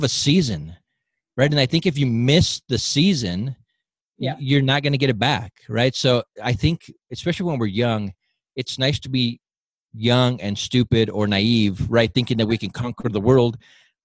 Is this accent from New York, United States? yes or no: no; Southern California, United States; moved away as an adult; also born or lived in Southern Utah; now in Utah, United States; originally I'm from Southern California. I've lived here in Utah for the last 11, 12 years